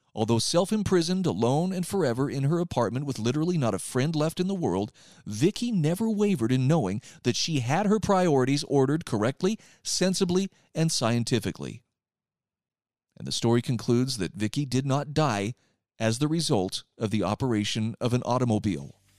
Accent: Utah, United States; here in my home state of Utah

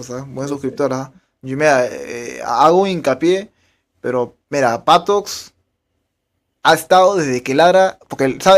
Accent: Piura, Peru; …, soy de Piura.

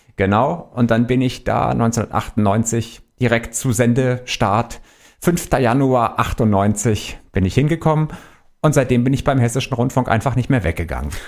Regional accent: Stuttgart, Baden-Württemberg, Germany; moved away as an adult; also born or lived in Wolfenbüttel; now in Frankfurt, Germany; bin gebürtig aus Wolfenbüttel bei Braunschweig. Okay. Bin mit meinen Eltern, als ich zweieinhalb Jahre alt war, nach Stuttgart gezogen. Dort bin ich groß geworden

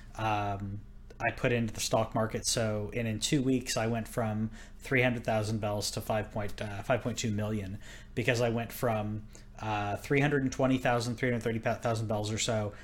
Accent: Texas, United States; moved away; I'm from Texas

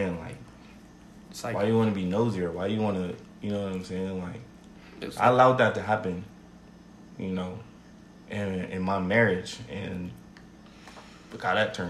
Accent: Las Vegas, Nevada, United States; growing up in Vegas

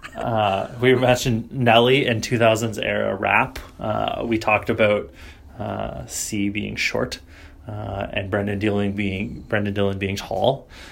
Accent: Canada; as is a Canadian is wont

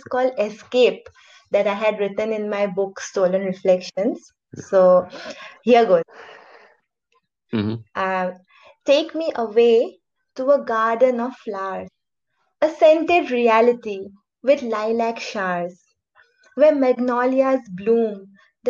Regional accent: Jorhat, Assam, India; moved away as an adult; now in Silchar, India; I'm currently working in Silchar, but I was born and brought up in another place in Assam. It's called Jorhat

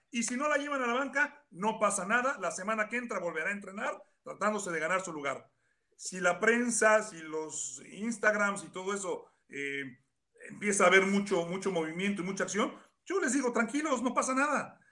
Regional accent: Mexico; moved away; como mexicano

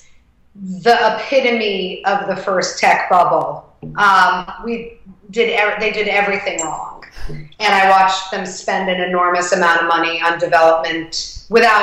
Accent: New York City, New York, United States; I grew up in the West Village

